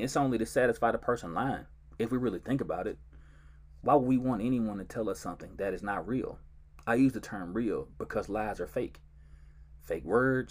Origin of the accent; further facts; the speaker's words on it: Georgetown, Mississippi, United States; now in Dallas, United States; I was born and raised in Georgetown, Mississippi